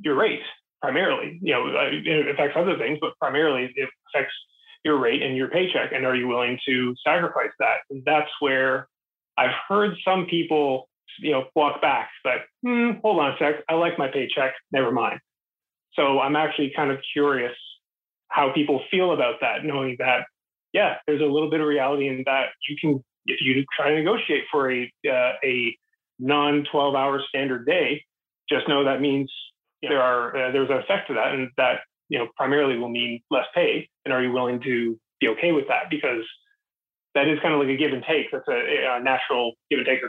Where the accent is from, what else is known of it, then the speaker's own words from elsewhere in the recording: Canada; I'm Canadian.